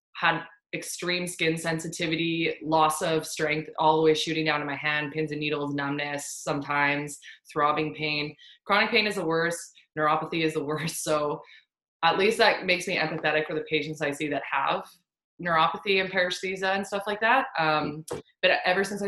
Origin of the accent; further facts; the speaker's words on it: Fort McMurray, Alberta, Canada; my hometown in Fort McMurray